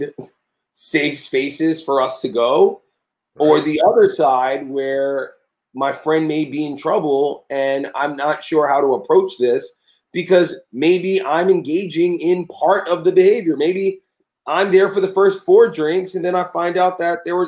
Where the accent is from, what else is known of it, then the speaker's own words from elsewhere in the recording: New York City, New York, United States; as a New Yorker